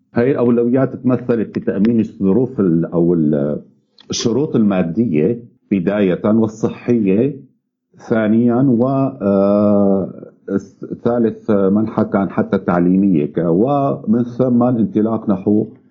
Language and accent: Arabic; Syria; نحن بالذات كسوريين